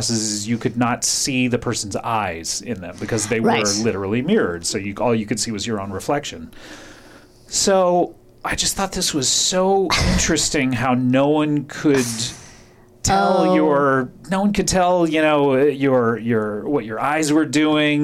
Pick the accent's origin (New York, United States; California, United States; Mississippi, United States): California, United States; Orange County; In the supermarket of my hometown